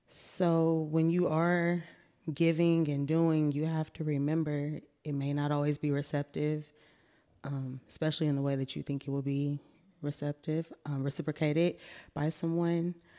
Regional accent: Austin, Texas, United States; also born or lived in Pflugerville, Texas; I'm born and raised in Austin

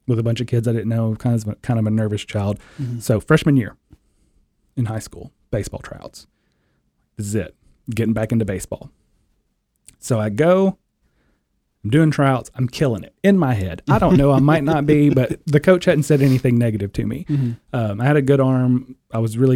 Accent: Portland, Tennessee, United States; growing up in Portland, Tennessee, the strawberry capital of the world.

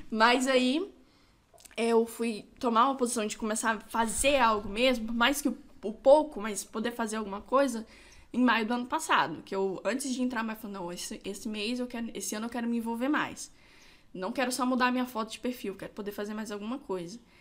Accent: São Gabriel da Palha, Espírito Santo, Brazil; Eu nasci aqui em São Gabriel mesmo, sou capixaba da gema, gabrielense

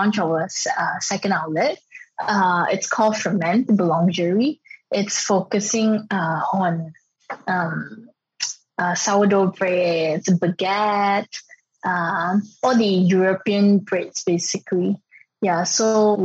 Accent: Ipoh, Perak, Malaysia; moved away as an adult; also born or lived in France; I was from Ipoh, and then I was trained in France

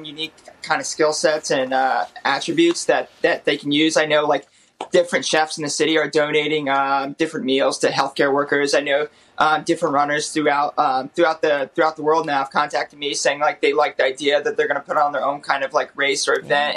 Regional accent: Palm Bay, Florida, United States; moved away as an adult; now in New York City, United States; my hometown in Palm Bay, Florida

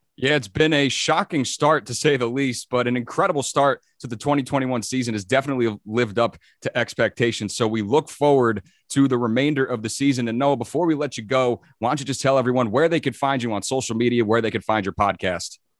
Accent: New Jersey, United States; as a New Jerseyan

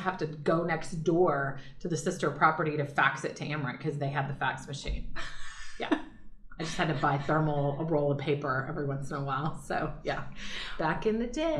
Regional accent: Marshalltown, Iowa, United States; moved away; I am from Iowa, central Iowa, a town called Marshalltown, Iowa

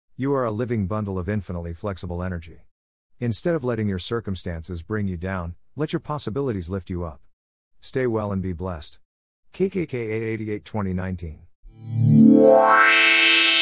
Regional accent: Luapula Province, Zambia; growing up in Luapula province of the Republic of Zambia

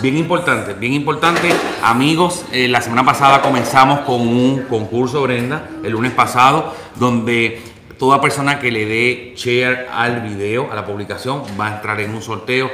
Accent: Puerto Rico; moved away; Tanto tú como yo eh, y básicamente toda la producción somos puertorriqueños

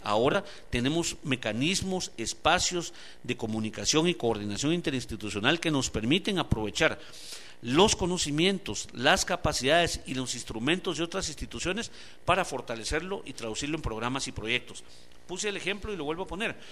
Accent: Guatemala; Aquí somos solo un pueblo, todos somos guatemaltecos y guatemaltecas

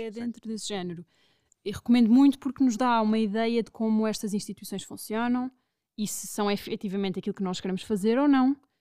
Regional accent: Lisbon, Portugal; also born or lived in London; sendo portuguesa e sendo de Lisboa

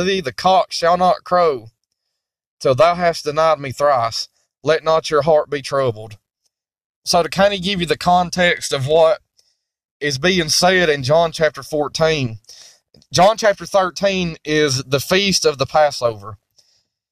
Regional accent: United States; I'm speaking as an American, as a Christian living in the United States of America

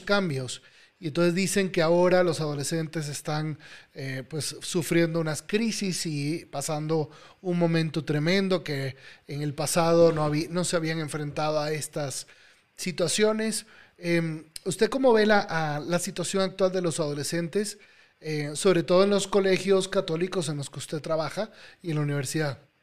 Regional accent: Venezuela; now in Mexico; En mi país, en Venezuela

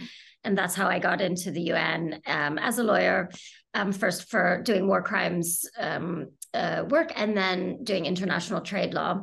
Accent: United States; moved away as an adult; now in United Kingdom; I'm from the US originally, and I came to the UK originally to do my third year of university, junior year abroad, as they say in the US. And I essentially stayed

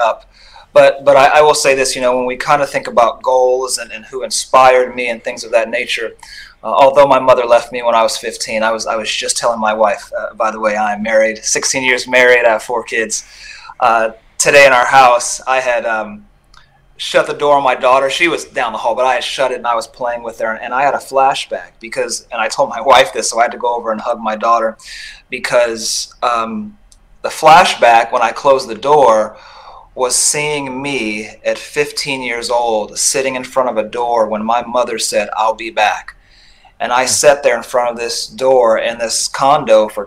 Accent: Los Angeles, California, United States; I was born in Los Angeles during the crack epidemic

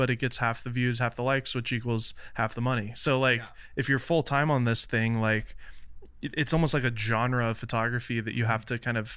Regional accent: Nashville, Tennessee, United States; I'm from Nashville. My dad's a Christian music producer.

